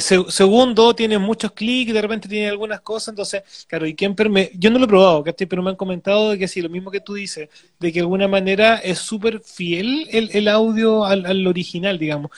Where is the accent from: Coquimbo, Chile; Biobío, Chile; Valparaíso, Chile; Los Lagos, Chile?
Biobío, Chile; Penco; si bien no nací en Penco, muchos años de mi vida viví en Penco